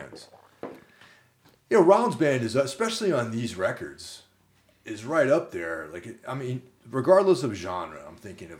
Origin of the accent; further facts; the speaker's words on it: Carmel, New York, United States; growing up in Carmel, which is like in New York, but just over the border